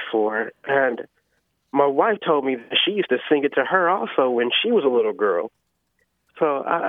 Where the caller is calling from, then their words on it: Indianapolis, Indiana, United States; I'm calling from Indianapolis.